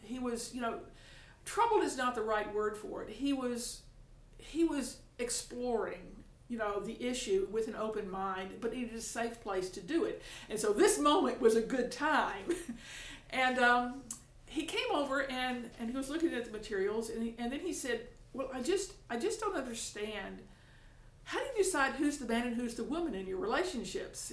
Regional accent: Tuscaloosa, Alabama, United States; I'm from Tuscaloosa, Alabama

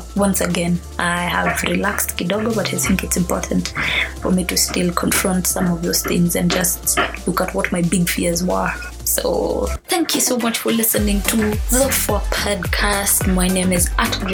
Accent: Kenya; I'm a Kenyan

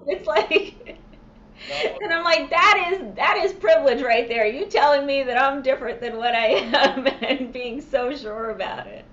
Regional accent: New York, United States; when I lived when I growing up in New York

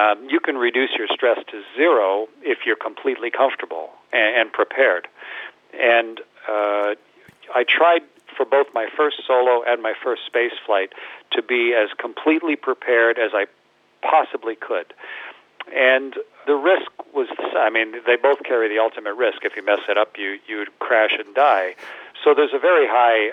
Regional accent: Canada; especially as a Canadian

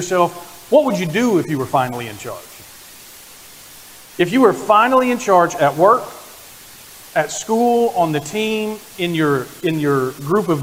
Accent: Oklahoma, United States; moved away as an adult; also born or lived in Texas; I was born in Oklahoma, like that. Grew up in Oklahoma, spent most of my adult life in Texas

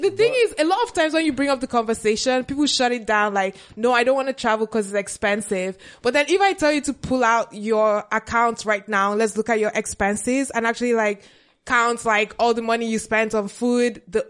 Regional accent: Akwa Ibom, Nigeria; I'm from Akwa Ibom.

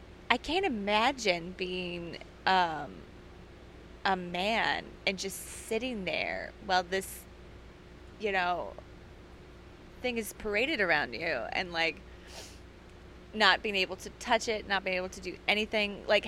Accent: Kansas City, Missouri, United States; I remember, so I'm from Kansas City, Missouri.

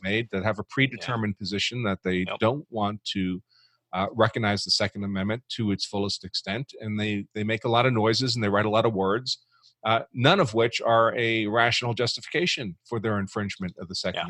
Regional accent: New York, United States; moved away as an adult; also born or lived in Massachusetts; I grew up in New York

